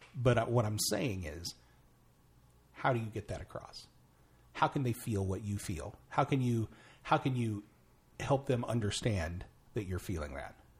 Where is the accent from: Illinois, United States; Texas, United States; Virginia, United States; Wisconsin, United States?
Illinois, United States; Mount Vernon; my hometown. uh, Mount Vernon, Illinois